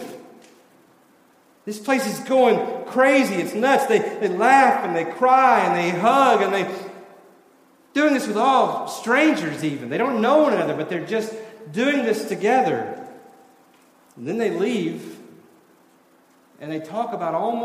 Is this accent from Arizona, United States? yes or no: no; Tennessee, United States; moved away; I'm from Tennessee